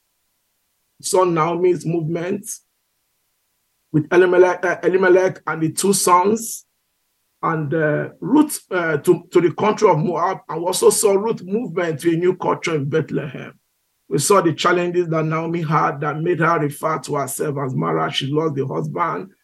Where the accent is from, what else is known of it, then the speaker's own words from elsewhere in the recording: Igboland, Nigeria; moved away as an adult; also born or lived in United Kingdom; now in United States; I come from Igbo. I'm an Igbo guy from Nigeria